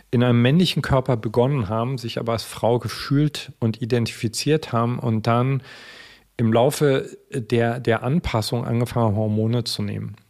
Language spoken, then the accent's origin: German; East Germany, Germany; Ich bin im Osten groß geworden